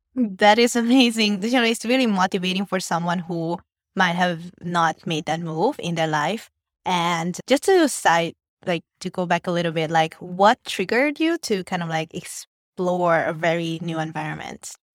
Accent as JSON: {"language": "English", "country": "Hungary", "tie": "born or raised there", "moved": "yes", "lives_now": "Vietnam", "said": "My parents are Vietnamese, but I grew up and I was born in Hungary"}